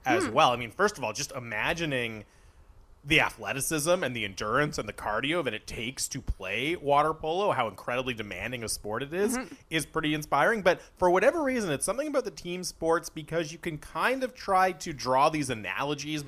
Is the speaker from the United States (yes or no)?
no; Canada; we're Canada